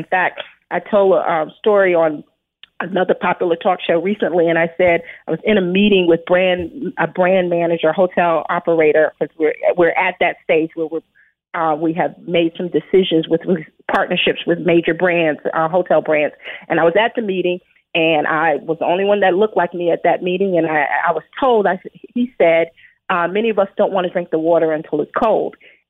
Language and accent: English; Brooklyn, New York, United States; as a child, I grew up in Brooklyn, New York, in a pretty urban environment.